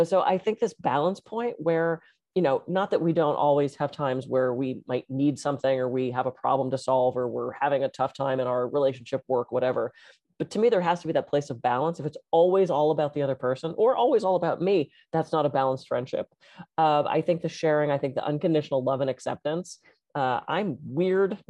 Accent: Pittsburgh, Pennsylvania, United States; moved away; I grew up in Pittsburgh, I don't get back there very often

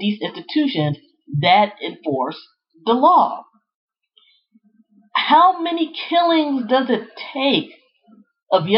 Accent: Prince George's County, Maryland, United States; Growing up in the Prince George's County, Maryland area, back in the 80s and 90s

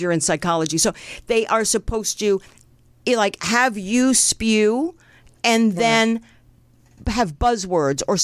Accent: New Jersey, United States; now in California, United States; I grew up in New Jersey

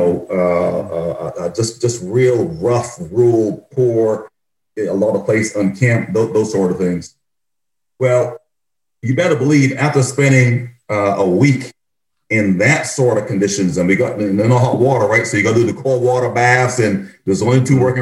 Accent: Barbados; moved away; my experience growing up in Barbados

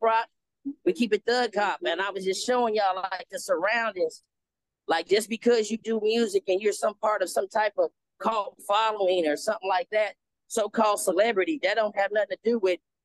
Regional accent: Midwest, United States; now in Indianapolis, United States; I'm Caribbean, right, but I'm from the Midwest

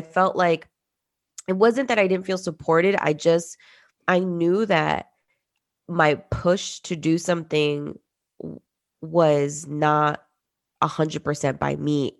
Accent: New Jersey, United States; also born or lived in Peru; I was born in Peru and we migrated to the US, specifically North Jersey, in the 90s.

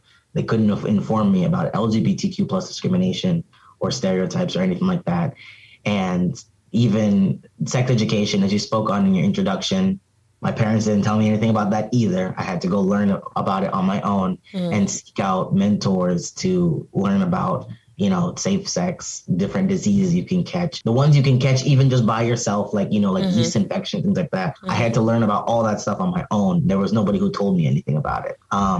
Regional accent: Cameroon; also born or lived in Arizona, United States; now in Philadelphia, United States; So, I'm from Cameroon. My parents, you know, my brothers, I'm a first generation born in America, but I went to boarding school in Cameroon. And then I came back here.

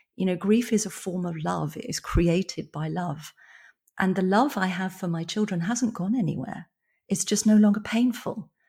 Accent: born in London, England, United Kingdom; moved away as an adult; also born or lived in rural Ireland; now in Ireland; I moved from London, where I've been living, you know, I was born there, bro-, brought up in the countryside, moved back to London when I was nineteen.

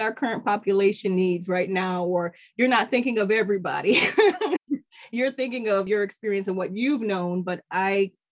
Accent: Middletown, United States; I've grown up in Middletown. I was born in Middletown

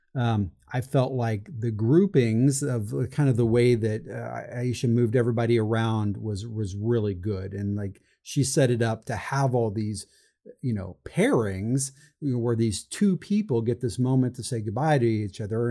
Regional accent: Midwest, United States; I'm from the Midwest

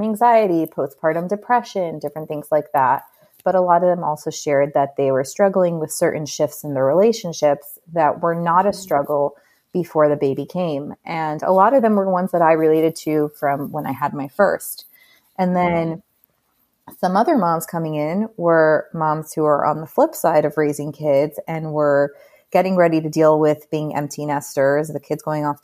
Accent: Miami Beach, Florida, United States; moved away as an adult; also born or lived in New York; I was born and raised in Miami Beach

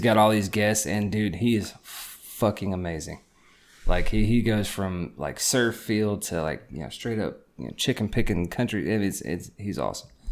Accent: Nashville, Tennessee, United States; growing up in the Nashville area

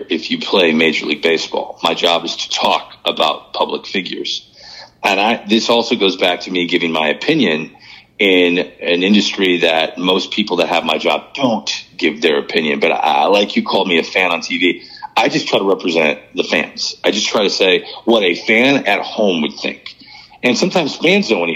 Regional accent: St. Louis, Missouri, United States; I was from St. Louis

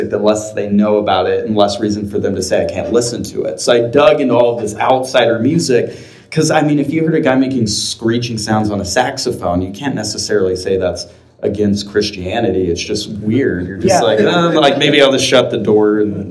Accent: Amarillo, Texas, United States; when you're from Amarillo

